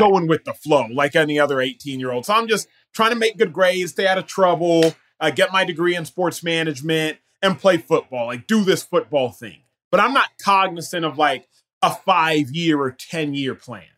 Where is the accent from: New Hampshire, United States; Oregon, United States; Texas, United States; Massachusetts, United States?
Texas, United States; Dallas; I was born and raised in Dallas, Texas